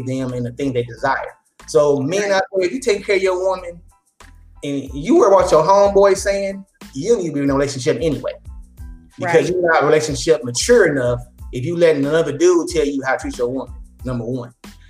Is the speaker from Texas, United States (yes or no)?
yes; Dallas, Texas, United States; I come from Oak Cliff